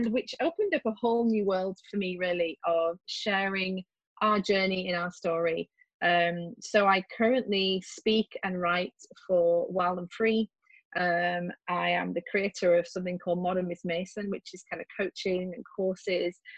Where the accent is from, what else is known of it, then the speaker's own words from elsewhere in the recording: West Midlands, United Kingdom; accent: English; And as you can hear from my accent, I am English. I live right in the middle of the UK, uh, pretty close to Stratford upon Avon.